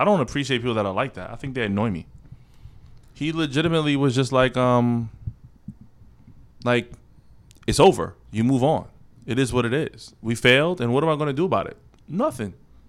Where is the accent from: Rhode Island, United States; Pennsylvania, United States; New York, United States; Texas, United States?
New York, United States; New York City; I'm from Southside.